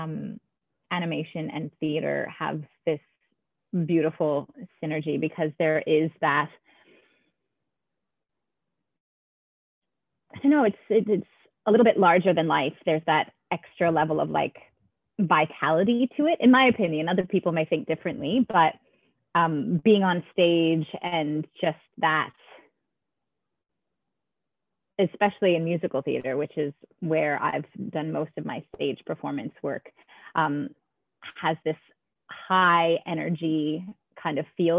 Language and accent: English; Canada; moved away as an adult; also born or lived in New York, United States; now in Melbourne, Australia; I love Canada and all of my family is there and dear friends that I grew up